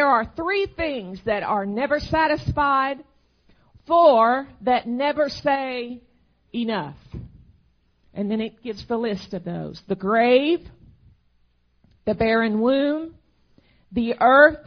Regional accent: Arkansas, United States; moved away as an adult; now in Texas, United States; my home state is Arkansas. I grew up there

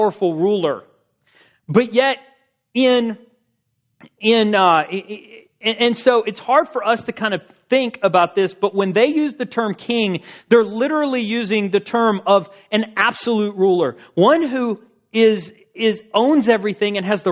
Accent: United States; as an American citizen being born in this country

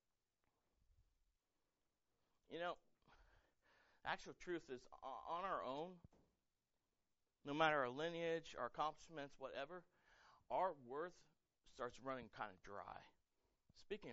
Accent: United States; I'm proud to be American. I served in the military for 7 years. I love this country.

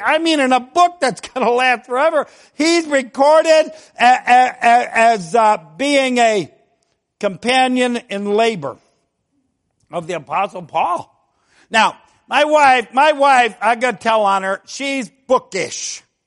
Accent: Ohio, United States; we're from Ohio

